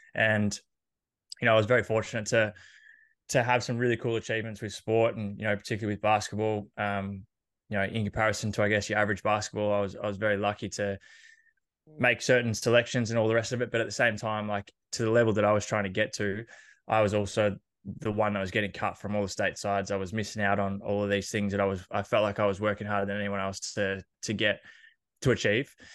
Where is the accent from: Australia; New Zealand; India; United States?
Australia; Horsham, Victoria; I grew up in Horsham in Country Victoria